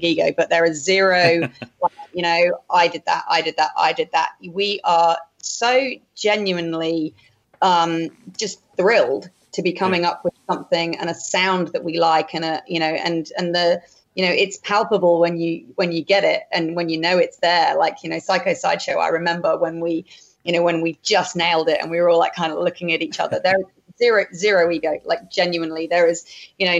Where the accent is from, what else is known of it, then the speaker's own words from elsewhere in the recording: England, United Kingdom; also born or lived in Northern Beaches, Sydney; now in Sydney, Australia; as an English person